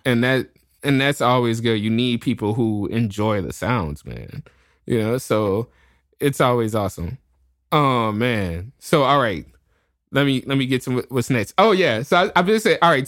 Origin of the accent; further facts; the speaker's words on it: New Orleans, Louisiana, United States; I'm born and raised in New Orleans